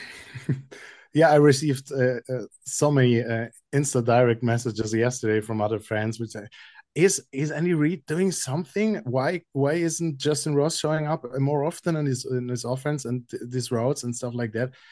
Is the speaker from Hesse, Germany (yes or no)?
yes; Frankfurt, Hesse, Germany; as a native of Frankfurt, seeing my first Chiefs game in my hometown at Frankfurt